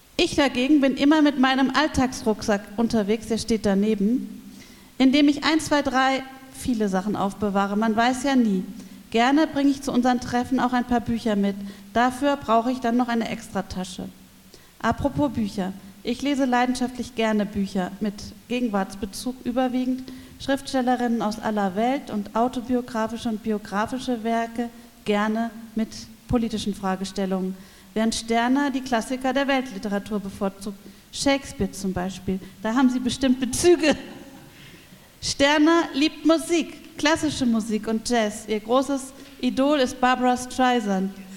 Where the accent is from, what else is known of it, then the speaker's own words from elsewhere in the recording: Berlin, Germany; also born or lived in Palatinate, Rhineland-Palatinate; now in Freiburg, Germany; Ich bin in der Großstadt West-Berlin aufgewachsen, in der geteilten Stadt mit der Mauer und für ein paar Jahre in der Pfalz auf dem Land